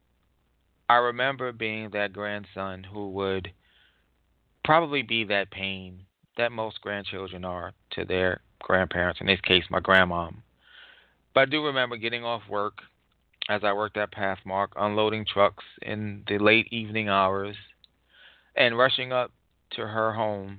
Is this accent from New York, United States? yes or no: yes; New York City, New York, United States; we grew up in Far Rockaway, Queens